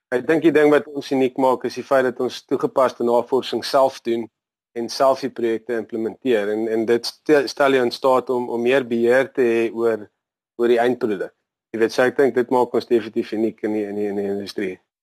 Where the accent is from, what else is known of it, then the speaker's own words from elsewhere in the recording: Natal Midlands, between New Hanover and Greytown, KwaZulu-Natal, South Africa; now in Durban, South Africa; ek het groot geword in die Natal Middelland op 'n plaas tussen um, New Hanover en Greytown